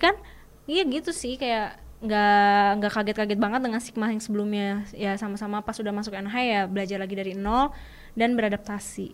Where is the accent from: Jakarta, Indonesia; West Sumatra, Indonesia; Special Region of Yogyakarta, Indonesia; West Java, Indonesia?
West Java, Indonesia; Bandung; aku dari Bandung dari SMA BPK Panaberholis Bandung